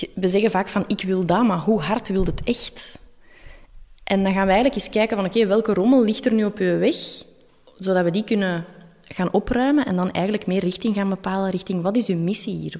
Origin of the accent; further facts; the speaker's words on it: Belgium; dan zeg ik wel, ja, Belgium